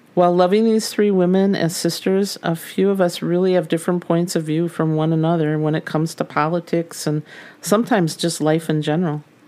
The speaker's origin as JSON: {"language": "English", "town": "St. Paul", "region": "Minnesota", "country": "United States", "tie": "born or raised there", "said": "We grew up together in the Midway area of St. Paul."}